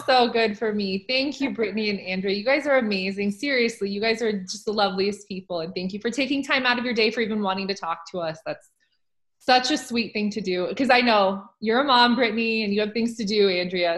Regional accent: Nebraska, United States; now in Oregon, United States; I used to live in Nebraska for like most of my life

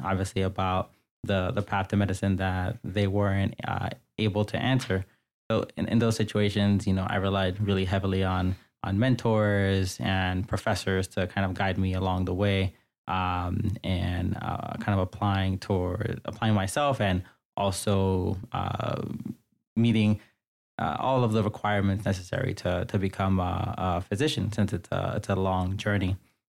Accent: New York City, New York, United States; So I grew up in New York City, mostly in the Bronx and in Queens. And I grew up in a predominantly immigrant household. My family immigrated here from the Dominican Republic in the 1980s.

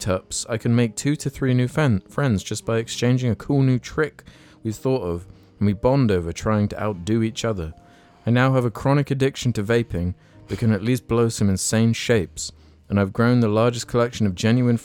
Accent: United Kingdom; as British people

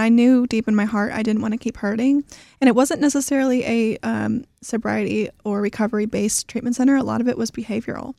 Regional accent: Houston, Texas, United States; also born or lived in Russia; I grew up right here in Houston

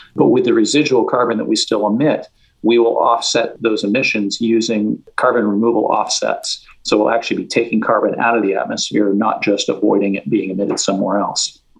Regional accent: West Coast, United States; moved away as an adult; now in San Francisco, United States; I was raised on the West Coast

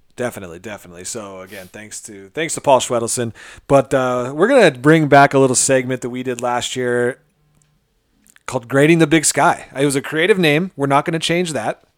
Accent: Montana, United States; I'm a lifelong, I mean, born and raised in Montana.

